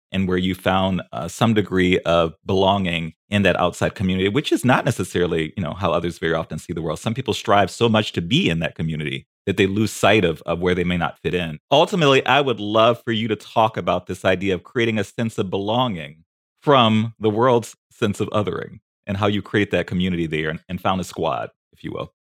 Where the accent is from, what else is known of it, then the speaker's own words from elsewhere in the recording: New Orleans, Louisiana, United States; moved away; I'm a New Orleans boy